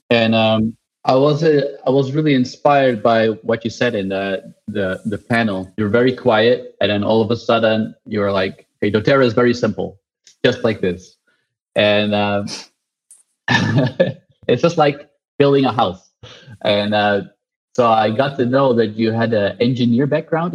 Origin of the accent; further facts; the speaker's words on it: Netherlands; I'm from the Netherlands.